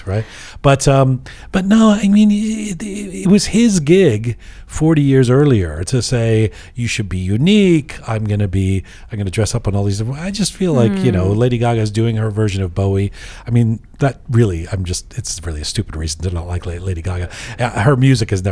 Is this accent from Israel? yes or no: no; Canada; as a Canadian